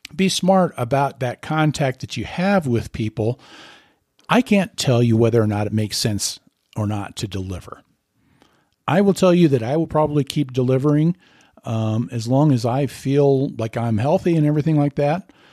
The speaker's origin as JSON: {"language": "English", "town": "Lincoln", "region": "Nebraska", "country": "United States", "said": "I'm from Lincoln, Nebraska"}